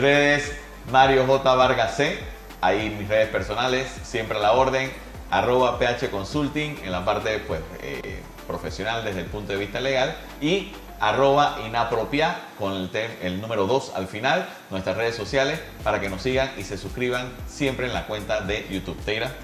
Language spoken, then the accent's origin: Spanish; Panama; nosotros como panameños